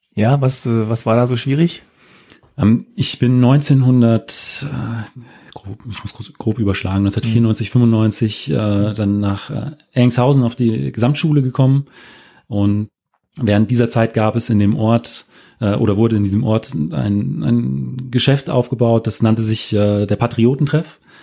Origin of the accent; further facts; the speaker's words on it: former GDR, near Wolfen/Bitterfeld, Saxony-Anhalt, Germany; moved away; also born or lived in Frankfurt am Main / Wetzlar; Meine Mutter kommt äh, aus der, äh, wie ich eben auch aus der ehemaligen DDR, aus der Nähe von wolfen Bitterfelden